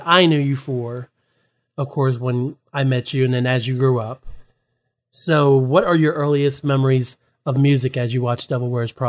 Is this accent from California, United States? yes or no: no; Hampshire County, West Virginia, United States; I'm from Hampshire County, so it's not much around there.